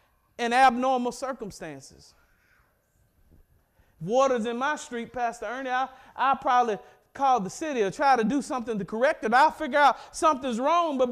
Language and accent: English; Mississippi, United States; I'm from Mississippi